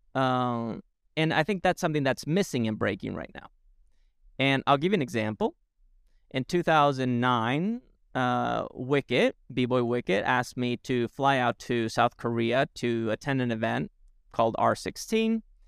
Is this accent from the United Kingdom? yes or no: no; Spain; moved away; growing up in Spain